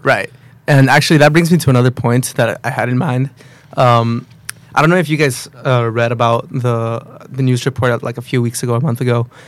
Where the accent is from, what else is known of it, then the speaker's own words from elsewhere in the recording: Matamoros, Tamaulipas, Mexico; also born or lived in Brownsville, Texas; I'm from uh, Matamoros, Mexico, okay. or Brownsville, Texas. I was born in Texas, but my okay. parents aren't American citizens, so we live across the border in Mexico